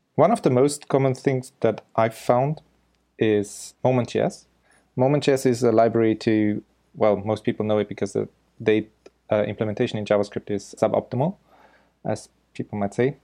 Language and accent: English; Austria; first language German; English is a second language; now in Osaka, Japan; I'm originally from Austria. So my mother tongue is German